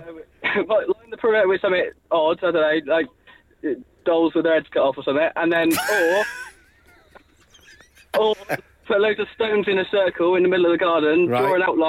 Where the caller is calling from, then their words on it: Bridgwater, South West England, United Kingdom; Currently in Bridgewater, travelling home to Minehead.